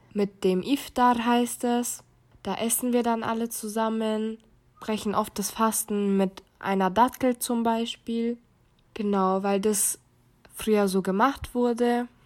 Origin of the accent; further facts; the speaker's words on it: Munich, Bavaria, Germany; Ich bin gebürtige Münchnerin